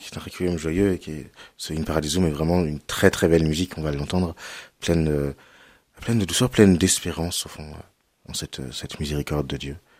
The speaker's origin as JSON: {"language": "French", "town": "Cholet", "region": "Pays de la Loire", "country": "France", "tie": "born or raised there", "said": "J'ai grandi à Cholet."}